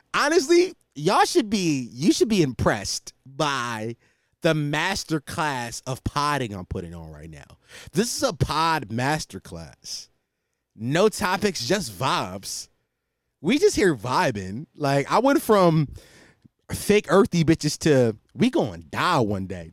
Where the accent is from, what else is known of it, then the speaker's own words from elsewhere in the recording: Philadelphia, Pennsylvania, United States; especially in this city where I'm from, like, I'm from Philadelphia.